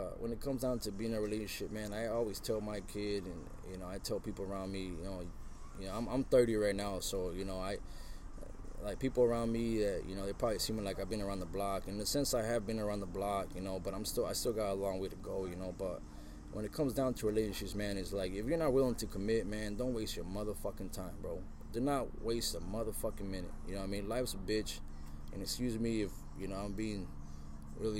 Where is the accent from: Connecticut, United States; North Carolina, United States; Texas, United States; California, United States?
California, United States; Santa Ana; now in Oregon, United States; I'm originally from Southern Cal, Santa Ana to be exact, 714